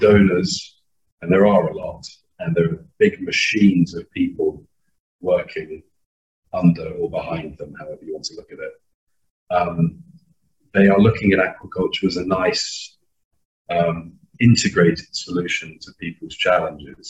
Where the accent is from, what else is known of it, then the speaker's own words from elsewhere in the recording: United Kingdom; moved away as an adult; also born or lived in Malawi; There is a fair amount of flack for being British